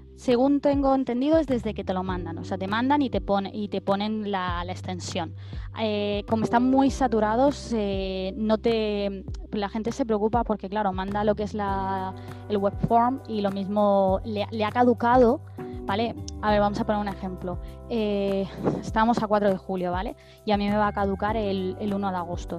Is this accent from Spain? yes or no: yes; Barcelona, Catalonia, Spain; moved away as an adult; now in Canada; yo soy de España, de Barcelona